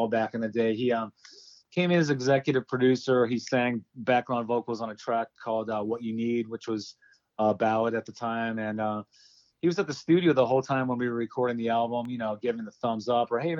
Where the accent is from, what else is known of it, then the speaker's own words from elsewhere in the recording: Cleveland, Ohio, United States; moved away; I grew up in Cleveland